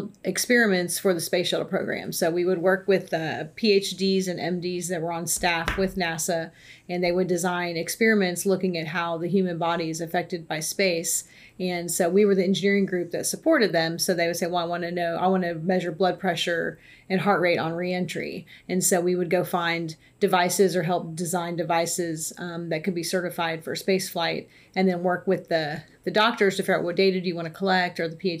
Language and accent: English; McAllen, Texas, United States; moved away as an adult; I was born and raised in South Texas, so my parents are still down there in McAllen, Texas